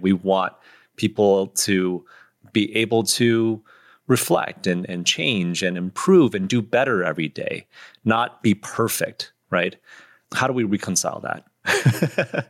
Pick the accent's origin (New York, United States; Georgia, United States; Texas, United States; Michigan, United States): Michigan, United States; I grew up in Michigan, too